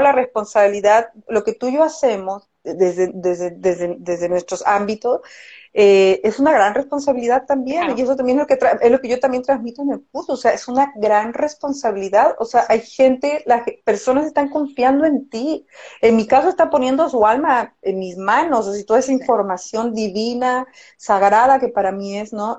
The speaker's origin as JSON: {"language": "Spanish", "country": "Mexico", "moved": "yes", "lives_now": "Chile", "said": "yo soy mexicana"}